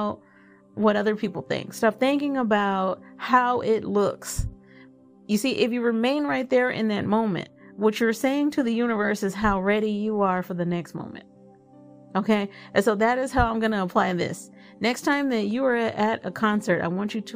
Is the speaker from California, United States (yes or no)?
no; Dallas, Texas, United States; now in Fort Worth, United States; I'm not originally from Fort Worth. I'm originally from Dallas